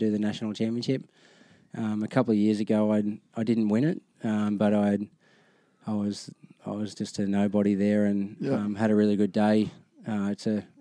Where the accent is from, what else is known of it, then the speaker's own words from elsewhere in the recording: Goulburn, New South Wales, Australia; now in Gold Coast, Australia; growing up in Goulburn, a small country town